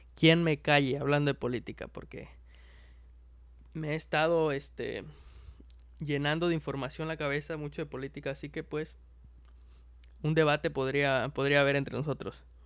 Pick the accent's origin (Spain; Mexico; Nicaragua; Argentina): Mexico